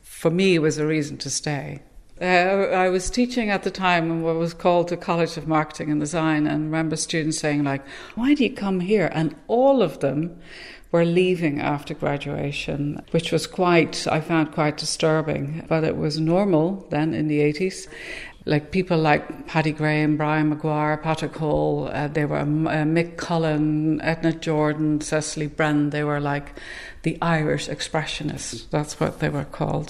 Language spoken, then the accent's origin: English; Netherlands; now in Ireland; i'm in ireland and i'm based in ireland and i'm not irish but i'm not dutch either anymore